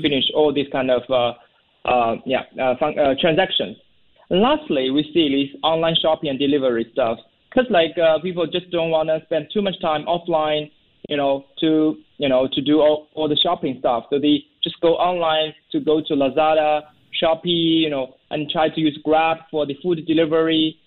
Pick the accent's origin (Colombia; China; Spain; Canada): China; also born or lived in Seattle, United States; now in Singapore; I'm based in Singapore. Originally, I'm from China, but I moved to Singapore.